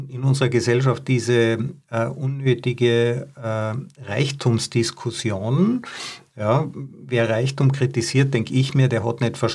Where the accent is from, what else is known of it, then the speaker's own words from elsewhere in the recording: Tyrol, Austria; Ja, wir sind beide Tiroler. Wir wissen hier, in dem Land äh, gab es Schneelawinen und, und super harte Winter.